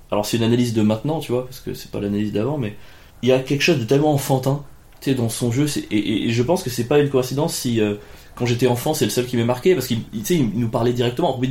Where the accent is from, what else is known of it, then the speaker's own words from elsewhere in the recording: Cagnes-sur-Mer, Provence-Alpes-Côte d'Azur, France; born there; je suis né à Cagnes-sur-Mer. Voilà, Cagnes-sur-Mer, c'est euh, à côté de Cannes.